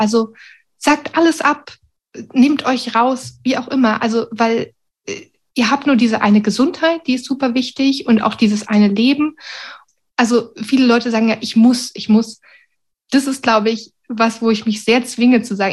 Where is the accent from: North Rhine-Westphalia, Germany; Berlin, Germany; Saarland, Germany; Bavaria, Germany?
Berlin, Germany; also born or lived in Sweden; now in Wuppertal, Germany; Ich bin eigentlich Berlinerin